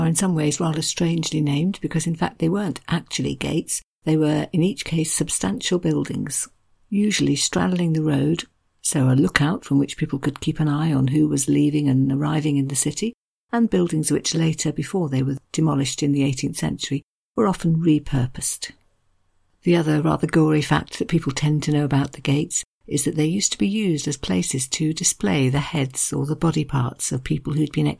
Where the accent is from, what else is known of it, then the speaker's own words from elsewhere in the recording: United Kingdom; I'm very British